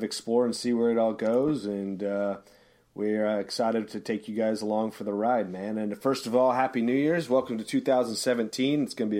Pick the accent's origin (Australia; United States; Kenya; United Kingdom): United States; San Luis Obispo, California; I come from San Luis Obispo, California.